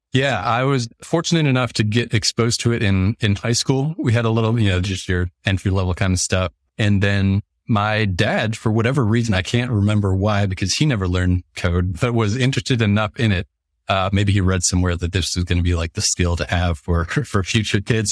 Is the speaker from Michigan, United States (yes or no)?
yes; Detroit, Michigan, United States; moved away as an adult; now in Indianapolis, United States; I'm from the Detroit area originally, a s, small suburb outside of Detroit.